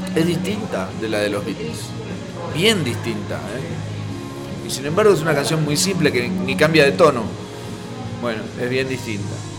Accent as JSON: {"language": "Spanish", "region": "Buenos Aires Province", "country": "Argentina", "moved": "as an adult", "lives_now": "Buenos Aires, Argentina", "said": "Yo soy bonaerense. Entonces a los porteños los miro medio, aunque ahora hace años que vivo en la ciudad"}